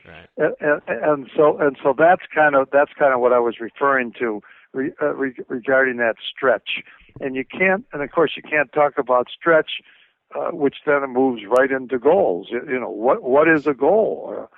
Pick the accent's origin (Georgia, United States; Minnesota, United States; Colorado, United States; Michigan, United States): Minnesota, United States; Minneapolis; I'm again from Minneapolis